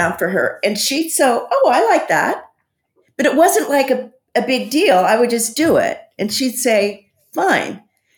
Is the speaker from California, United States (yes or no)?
yes; San Quentin, California, United States; I grew up in San Quentin Prison. My dad was a warden, and we lived on the prison grounds till I was 13